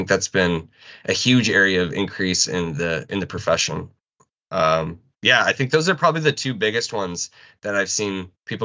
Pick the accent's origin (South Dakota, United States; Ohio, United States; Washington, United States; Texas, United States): South Dakota, United States; moved away as an adult; also born or lived in Lincoln, Nebraska / Syracuse, New York; I'm originally from South Dakota